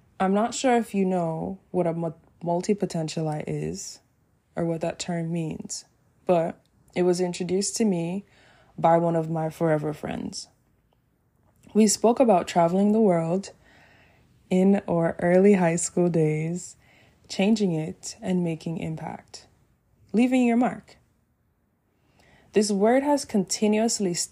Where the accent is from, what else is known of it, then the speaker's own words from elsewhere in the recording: Jamaica; living in Jamaica, my home country